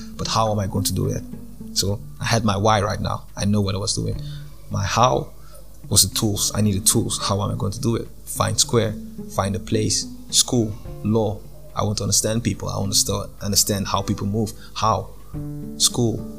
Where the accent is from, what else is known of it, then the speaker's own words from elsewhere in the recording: Ghana; moved away as an adult; also born or lived in Japan / Zambia; I'm from Ghana, and I moved to Zambia